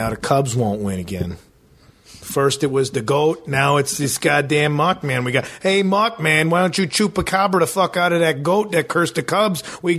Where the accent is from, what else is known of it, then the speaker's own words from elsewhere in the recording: Addison, Illinois, United States; I'm from Addison, so I'm just I'm yeah. So I'm like where Melrose Park is, and I'm like maybe three neighborhoods straight west of there.